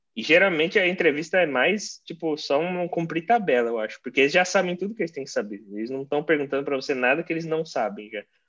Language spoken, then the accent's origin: Portuguese; Brazil; now in United States; eu fui para meu país de origem para poder visitar minha família